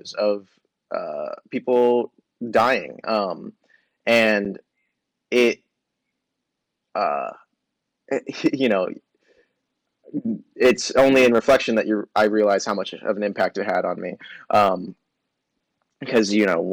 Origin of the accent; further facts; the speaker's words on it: Austin, Texas, United States; I grew up in South Austin